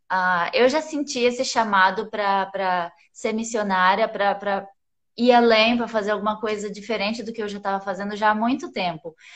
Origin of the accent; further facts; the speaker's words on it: Campo Grande, Mato Grosso do Sul, Brazil; Eu nasci em Campo Grande, Mato Grosso do Sul. Uh, morei em várias cidades lá, que eu sou filha de pastor, meio nômade.